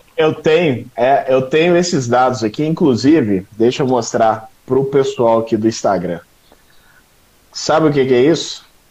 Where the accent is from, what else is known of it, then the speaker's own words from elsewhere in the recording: Belo Horizonte, Minas Gerais, Brazil; sou de Belo Horizonte, né, natural de Belo Horizonte